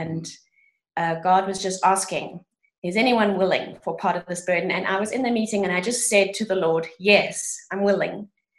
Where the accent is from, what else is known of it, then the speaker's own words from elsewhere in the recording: East London, Eastern Cape, South Africa; And then I went back to East London and started teaching music in my hometown.